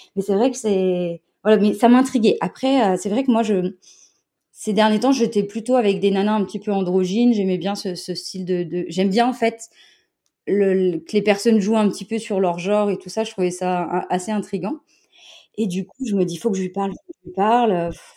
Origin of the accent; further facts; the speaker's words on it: Montpellier, Occitania, France; je viens de Montpellier.